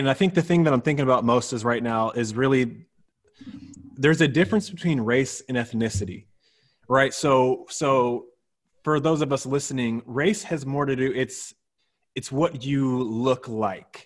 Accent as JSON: {"language": "English", "country": "United States", "first_language": "English", "said": "We're both Black Americans."}